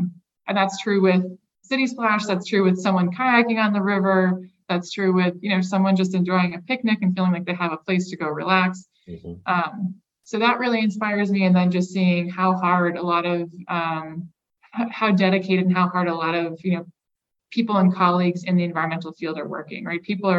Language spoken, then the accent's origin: English; Massachusetts, United States; now in Medford, United States; I'm from Western Massachusetts, so my family is all just a couple hours west of the city. And I live in Medford